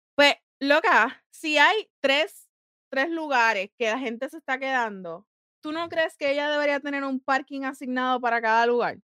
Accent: Puerto Rico; moved away; yo soy boricua, pero a mí ya se me cayó la piel de boricua

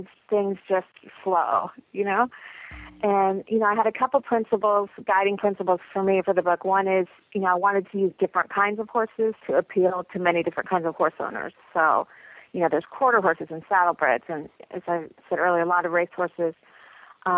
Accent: Lexington, Kentucky, United States; moved away as an adult; also born or lived in San Francisco Bay Area, California; I grew up here in Lexington

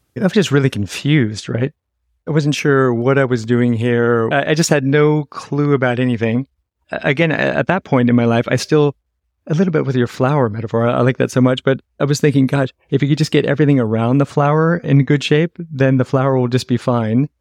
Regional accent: San Francisco, California, United States; moved away; I'm originally from San Francisco

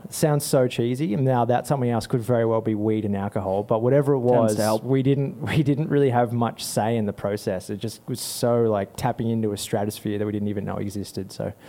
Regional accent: Bristol, South West England, United Kingdom; We're three cats. We're from Bristol, England.

